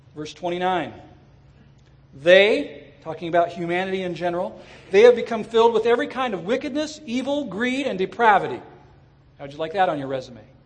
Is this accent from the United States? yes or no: yes; Southern California, United States; I grew up in Southern California